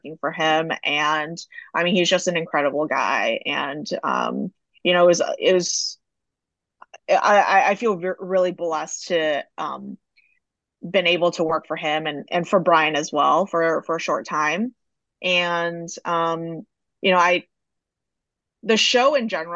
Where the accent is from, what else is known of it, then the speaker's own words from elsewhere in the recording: Dearborn, Michigan, United States; I grew up in Dearborn, Michigan, which is predominantly Middle Eastern